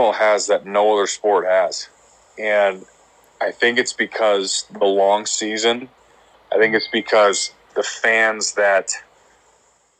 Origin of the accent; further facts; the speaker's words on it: Alaska, United States; I'm from Alaska. I come from a small town.